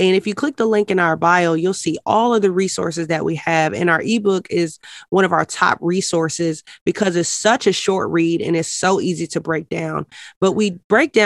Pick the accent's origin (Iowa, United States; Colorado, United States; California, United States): Colorado, United States; Denver; I grew up in Denver, Colorado